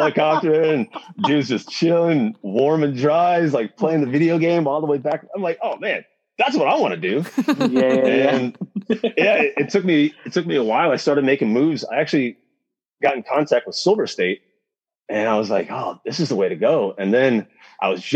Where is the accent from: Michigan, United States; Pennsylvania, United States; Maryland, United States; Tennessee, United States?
Michigan, United States; Detroit; moved away; also born or lived in Alaska / New Zealand / Chile; I'm from Detroit